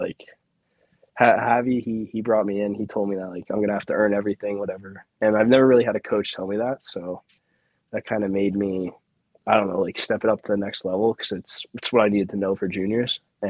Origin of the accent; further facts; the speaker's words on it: Wayne, New Jersey, United States; moved away as an adult; also born or lived in Connecticut; now in Provo, United States; growing up in Wayne, like you said, it's a pretty big town. I went to public school all my life.